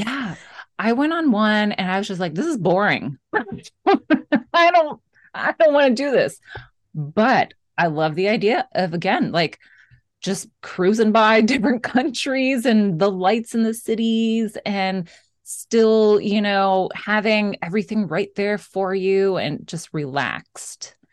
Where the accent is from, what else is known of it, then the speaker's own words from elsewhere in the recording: Florida, United States; since I grew up in Florida, Christmas was always, of course, so hot